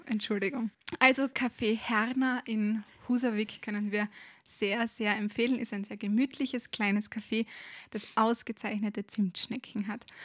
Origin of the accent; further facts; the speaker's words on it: Austria; bei uns in Österreich